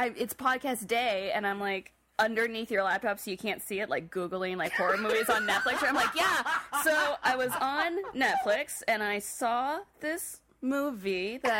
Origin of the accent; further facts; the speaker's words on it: Oregon, United States; I'm from Oregon. It's the Beaver State.